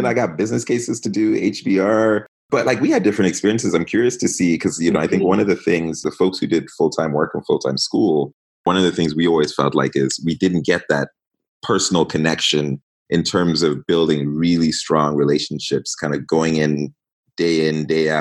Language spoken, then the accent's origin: English; Kenya; moved away as an adult; also born or lived in Uganda / Ghana (parents' origin); now in Canada; I was born in Kenya, however, and I actually grew up in Uganda, between Uganda and Kenya.